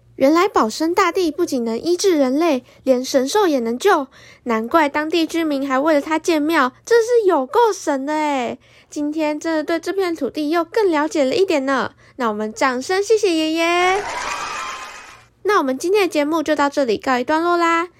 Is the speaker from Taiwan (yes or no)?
yes; Kaohsiung, Taiwan; 那是位高雄人的我